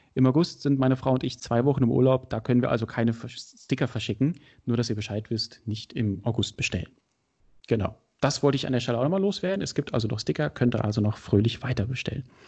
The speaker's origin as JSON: {"language": "German", "region": "Berlin", "country": "Germany", "said": "ich bin Berliner"}